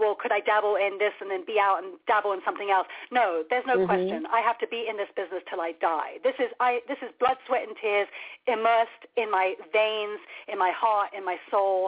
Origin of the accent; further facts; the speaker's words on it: London, United Kingdom; moved away; I was born across the street from Abbey Road Studios